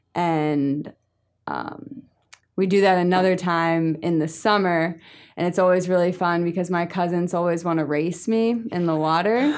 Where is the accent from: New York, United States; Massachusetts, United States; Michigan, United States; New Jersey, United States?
New Jersey, United States; I'm from New Jersey